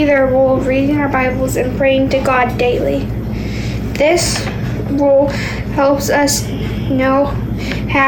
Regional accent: Orange, Texas, United States; I'm from Orange, Texas. I'm 10

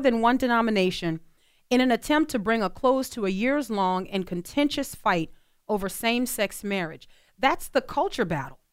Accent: New Orleans, Louisiana, United States; growing up in New Orleans

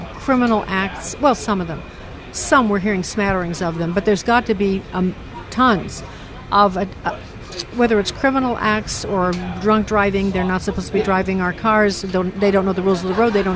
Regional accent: Chicago, Illinois, United States; That's my home state, Chicago.

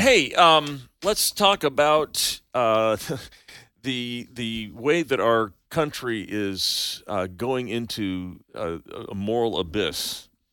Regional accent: Santa Cruz, California, United States; now in Colorado Springs, United States; where I grew up in Santa Cruz, California

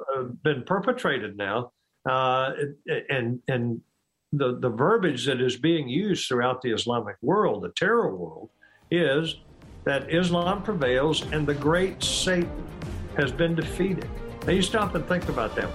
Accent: United States; I, as an American

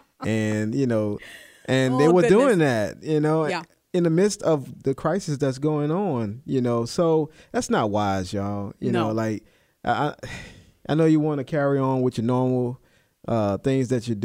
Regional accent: New Orleans, Louisiana, United States; I'm from New Orleans.

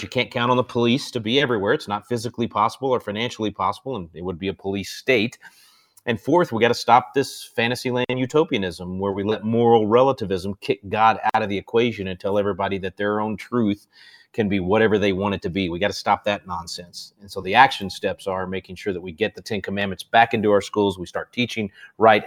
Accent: Texas, United States; I'm Texan

